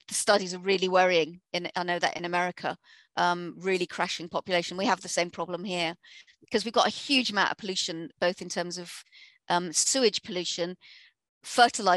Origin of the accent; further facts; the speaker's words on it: Harpenden, East of England, United Kingdom; my hometown in Hartmondon, Hertfordshire